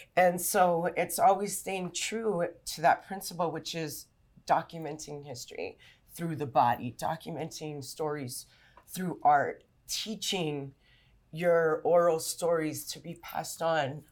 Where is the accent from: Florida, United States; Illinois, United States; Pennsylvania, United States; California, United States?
California, United States; Los Angeles; also born or lived in La Puente, California; I grew up in East Los and my parents were also from here